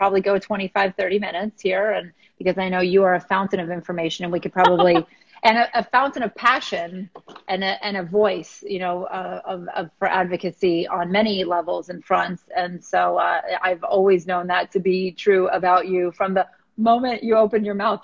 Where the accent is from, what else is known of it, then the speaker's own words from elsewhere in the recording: West Palm Beach, Florida, United States; I am born and raised in West Palm Beach